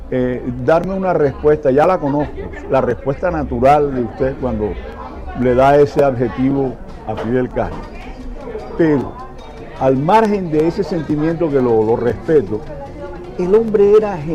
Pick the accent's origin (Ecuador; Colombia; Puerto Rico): Colombia; Caribbean Region; Colombia, del Caribe, de la parte colombiana